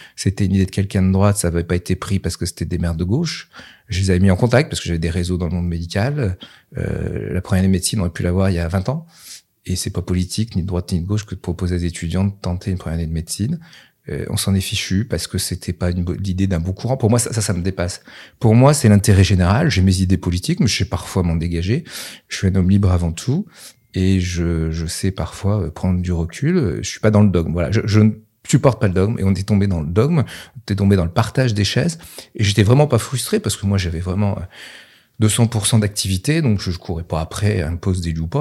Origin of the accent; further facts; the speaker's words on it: Nevers, Bourgogne-Franche-Comté, France; j'étais de Nevers